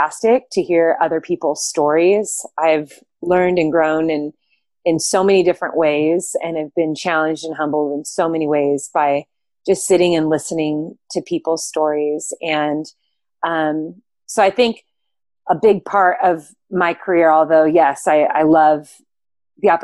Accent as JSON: {"language": "English", "region": "Southern California", "country": "United States", "moved": "as an adult", "lives_now": "Bend, United States", "said": "I am originally from Southern California. I live in Bend, Oregon now"}